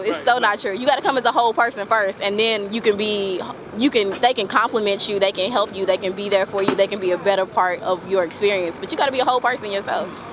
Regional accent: Oklahoma, United States; I'm from Oklahoma

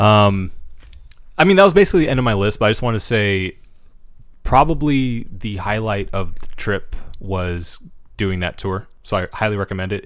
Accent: United States; as an American

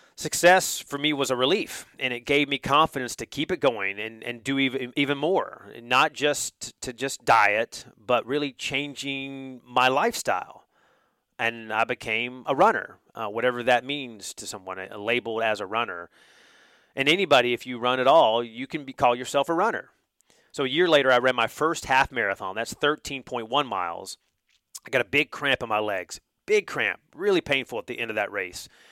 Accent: North Carolina, United States; now in Georgia, United States; I grew up in North Carolina, where college basketball is king

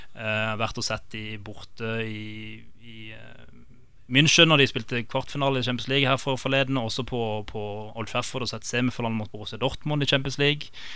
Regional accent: Kristiansand, Agder, Norway; also born or lived in London; opprinnelig så er jeg fra Fagerholt. Gimletolgutt.

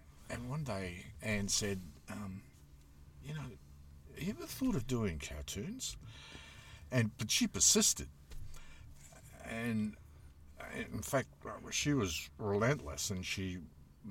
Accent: Queensland, Australia; I grew up in Queensland

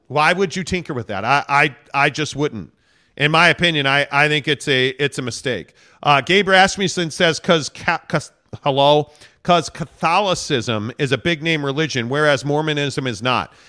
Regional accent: Northbrook, Illinois, United States; now in Utah, United States; I'm a Northbrook guy

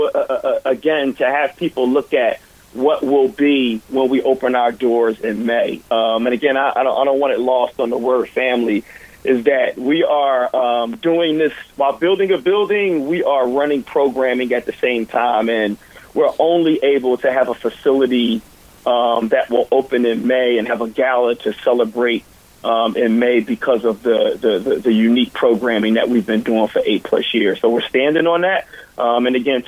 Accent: Philadelphia, Pennsylvania, United States; I grew up here in Philadelphia

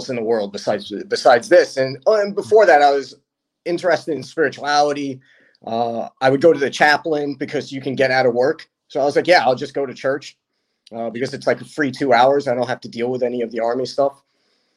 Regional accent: New York City, New York, United States; moved away; I grew up in Brooklyn

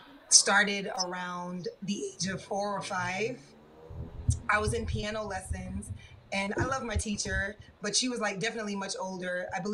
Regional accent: New York City, New York, United States; I am from New York City, born and raised.

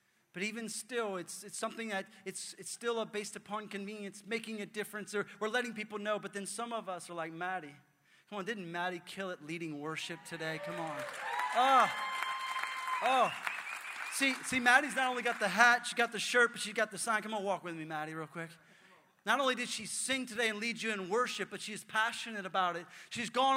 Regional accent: New Orleans, Louisiana, United States; I'm from New Orleans

